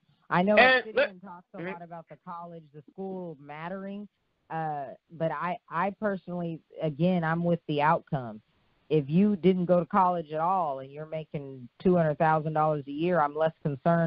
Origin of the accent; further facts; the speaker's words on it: Oakland, California, United States; I'm from Oakland, so I'd want to listen to KMEL, which was the radio station that played rap music.